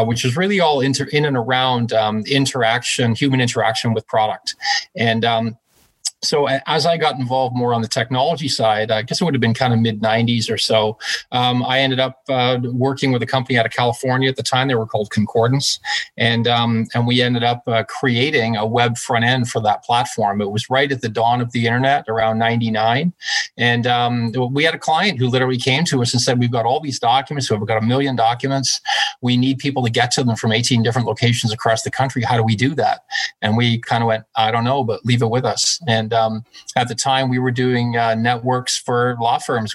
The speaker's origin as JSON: {"language": "English", "town": "Glasgow", "region": "Scotland", "country": "United Kingdom", "tie": "born or raised there", "also_born_or_lived": "Canada", "moved": "yes", "lives_now": "Toronto, Canada", "said": "I was actually born in Glasgow, Scotland."}